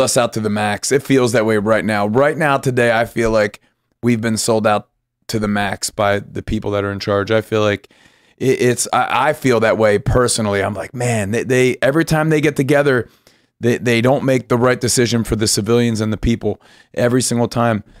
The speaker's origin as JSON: {"language": "English", "region": "Pennsylvania", "country": "United States", "tie": "born or raised there", "said": "I grew up in Pennsylvania"}